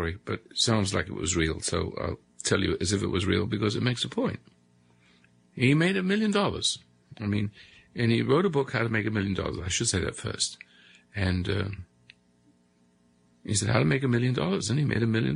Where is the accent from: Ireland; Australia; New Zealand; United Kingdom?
United Kingdom; England; moved away as an adult; also born or lived in South Africa; now in United States; across the sea in England